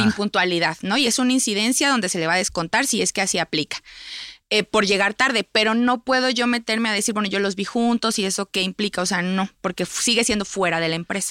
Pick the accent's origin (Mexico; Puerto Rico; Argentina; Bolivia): Mexico; como sociedad mexicana